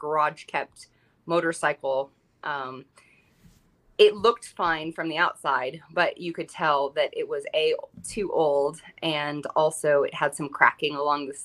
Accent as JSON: {"language": "English", "region": "Southern California", "country": "United States", "tie": "born or raised there", "moved": "yes", "lives_now": "Durango, Colorado, United States", "said": "growing up in Southern California is where I was born and raised."}